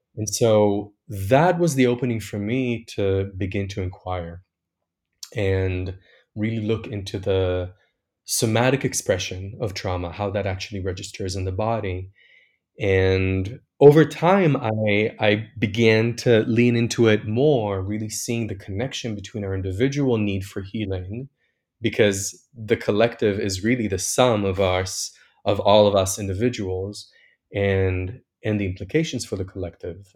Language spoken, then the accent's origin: English; Tel Aviv, Tel Aviv District, Israel; moved away; I was born and raised in Tel Aviv, which is, uh, Israel's most liberal city